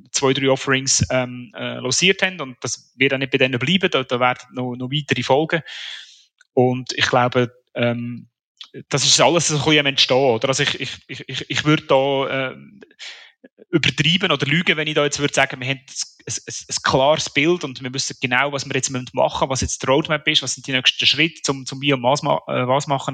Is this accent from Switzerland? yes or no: yes; Switzerland; Als, als Schweizer